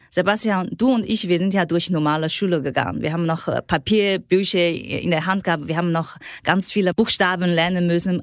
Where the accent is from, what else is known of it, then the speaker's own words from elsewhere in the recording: China; German is a second language; moved away as an adult; now in Germany; ich bin äh, in China aufgewachsen